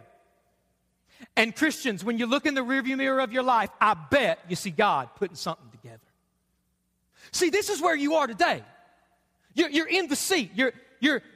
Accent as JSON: {"language": "English", "town": "Hazard", "region": "Kentucky", "country": "United States", "tie": "born or raised there", "also_born_or_lived": "West Virginia", "said": "I was born right here in Hazard. We moved away. We lived in West Virginia for a little bit. We moved back, and I went to Hyman Elementary"}